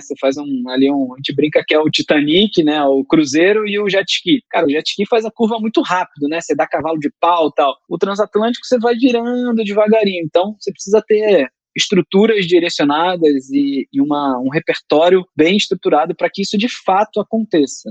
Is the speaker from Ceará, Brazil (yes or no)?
no; Rio de Janeiro, Brazil; moved away as an adult; now in São Paulo, Brazil; eu sou carioca, e quando eu vim para São Paulo